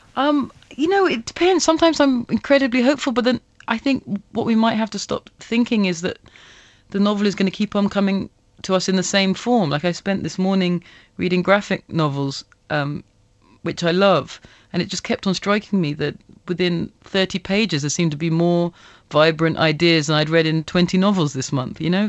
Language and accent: English; England, United Kingdom; I didn't grow up in, in England, uh, that overtly, uh, racist